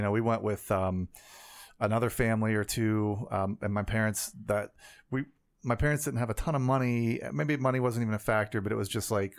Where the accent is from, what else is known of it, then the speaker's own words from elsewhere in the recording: Penn Hills, Pennsylvania, United States; I'm from Penn Hills.